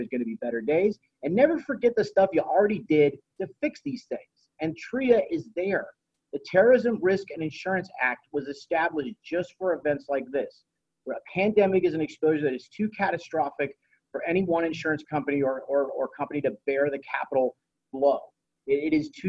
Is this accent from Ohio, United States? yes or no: yes; Dayton, Ohio, United States; I'm from Dayton, Ohio